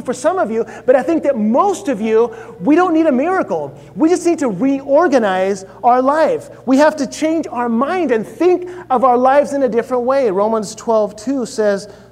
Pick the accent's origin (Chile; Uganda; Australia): Chile; moved away; I grew up in Chile